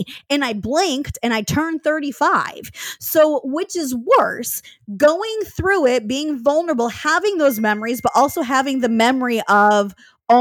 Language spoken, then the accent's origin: English; Michigan, United States; moved away as an adult; also born or lived in Seattle; which is what brought me out to that city in 2011 from my hometown in Michigan